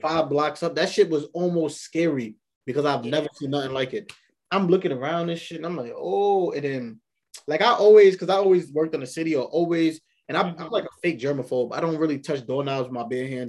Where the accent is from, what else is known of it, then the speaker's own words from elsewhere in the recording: New York City, New York, United States; born and raised in New York